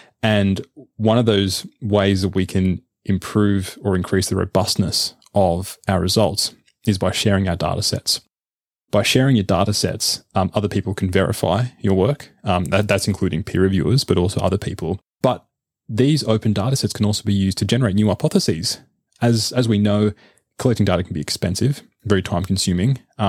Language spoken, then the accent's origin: English; Australia; As an Aussie, of course, yeah.